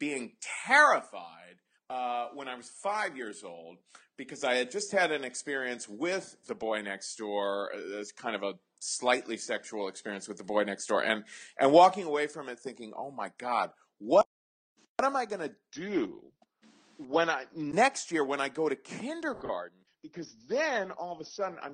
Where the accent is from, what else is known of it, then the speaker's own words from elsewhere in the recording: Cincinnati, Ohio, United States; I grew up in Cincinnati in the 70s